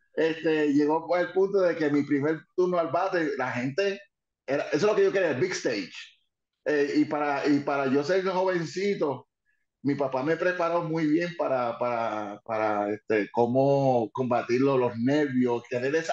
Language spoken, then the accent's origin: Spanish; New York, United States; Spanish is a second language; moved away; also born or lived in Puerto Rico; Nací en Nueva York, en, Manhattan, ah, y me crié en Nueva York por un buen tiempo